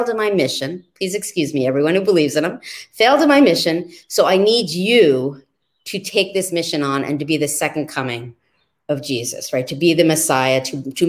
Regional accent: New York City, New York, United States; I lived with my dad in New York City's East Village in the 1970s

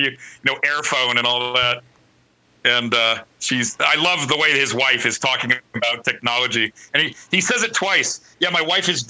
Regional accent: California, United States

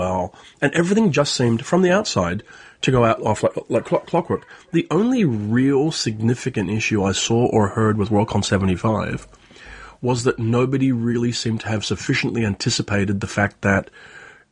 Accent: Belfast, Northern Ireland, United Kingdom; moved away; I'm from Belfast, and I haven't been back to Ireland since 1993

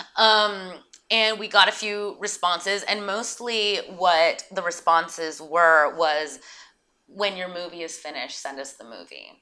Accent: Santa Barbara, California, United States; also born or lived in New York; now in Los Angeles, United States; Audrey and I grew up in Santa Barbara

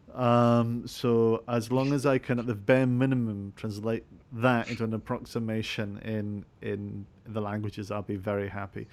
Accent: Scotland, United Kingdom; I'm actually Scottish

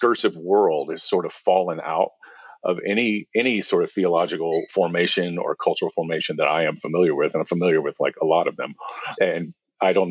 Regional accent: the American South, United States; I grew up in the South, in the American South

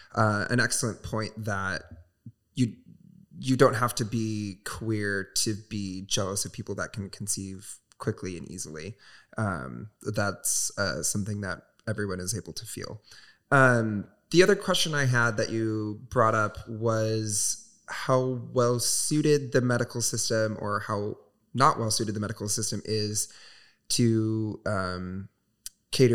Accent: Southwest Michigan, United States; moved away; my hometown, which is Southwest Michigan. Very small, very religious

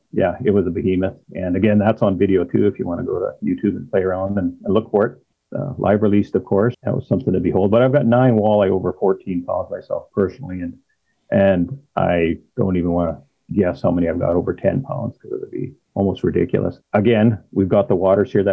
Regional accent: Saskatchewan, Canada; I'm born and raised in Saskatchewan

